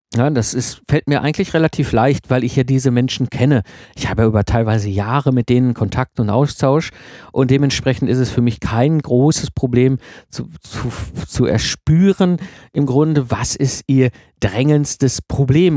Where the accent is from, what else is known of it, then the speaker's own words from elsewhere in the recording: Ruhr area, North Rhine-Westphalia, Germany; ich komme aus dem Ruhrport, ne, zwischen Kohle und Stall aufgewachsen